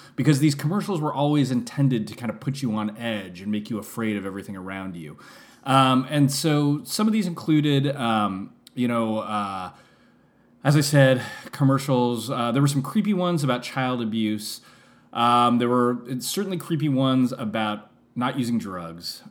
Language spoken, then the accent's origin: English; San Francisco, California, United States; I only lived in San Francisco from the years of zero to five, and then I never lived there again